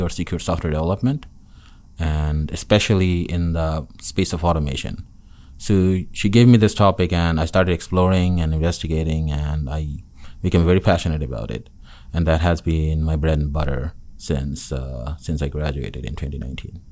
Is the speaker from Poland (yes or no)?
no; Dhaka, Dhaka Division, Bangladesh; moved away as an adult; also born or lived in Chittagong / Connecticut / North Carolina; now in Auburn, United States; I'm from the capital city in Dhaka